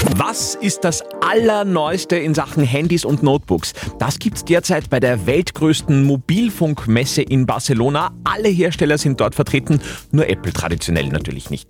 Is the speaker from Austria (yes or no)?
yes; Upper Austria, Austria; bei uns in Oberösterreich